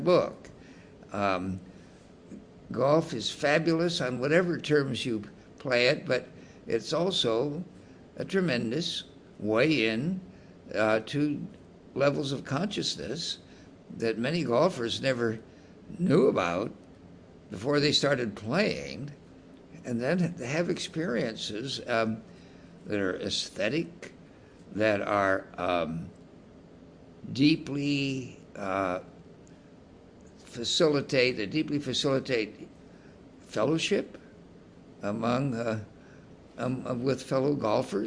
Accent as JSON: {"language": "English", "town": "Salinas", "region": "California", "country": "United States", "tie": "born or raised there", "said": "growing up in Salinas, California"}